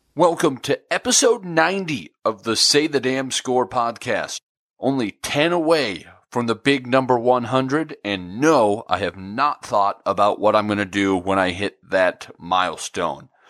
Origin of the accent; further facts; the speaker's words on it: Nebraska, United States; I grew up in Nebraska